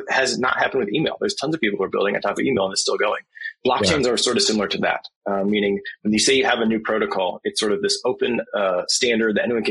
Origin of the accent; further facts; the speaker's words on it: Flint, Michigan, United States; I'm from Flint, Michigan, so we have a lot of history of automotive industry